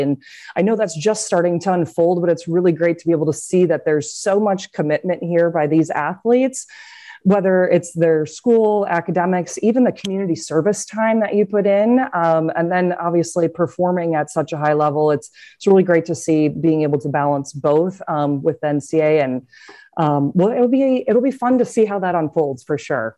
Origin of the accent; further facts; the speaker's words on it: Cedar Rapids, Iowa, United States; Growing up, I'm from Cedar Rapids, Iowa